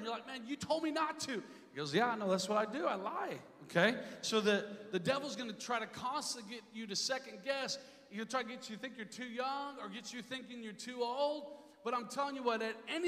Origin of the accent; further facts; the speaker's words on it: Inver Grove Heights, Minnesota, United States; I grew up in Minnesota area in kind of a suburban, kind of rural part. It's called Invergrove Heights